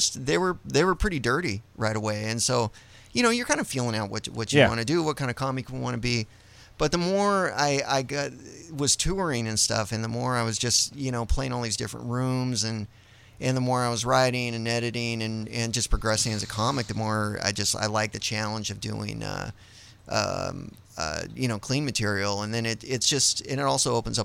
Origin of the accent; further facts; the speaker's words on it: Portland, Oregon, United States; moved away as an adult; now in New York City, United States; I grew up in Portland